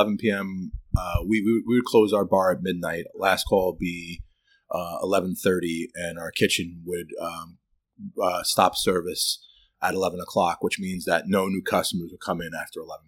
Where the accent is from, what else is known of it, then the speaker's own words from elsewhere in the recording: New York City, New York, United States; moved away as an adult; now in Troy, United States; I was born and raised in Brooklyn, New York